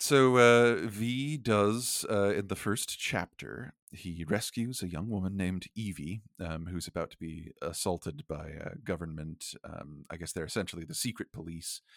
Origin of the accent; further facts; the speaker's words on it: United States; accent: American; I'm, I'm an American, we're speaking with American accents